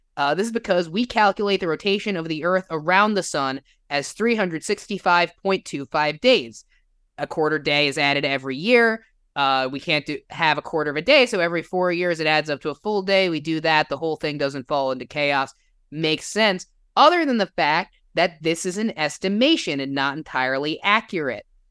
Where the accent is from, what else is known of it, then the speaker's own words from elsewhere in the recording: New Jersey, United States; now in Illinois, United States; I grew up in New Jersey, if you can't tell from the accent. I live in Illinois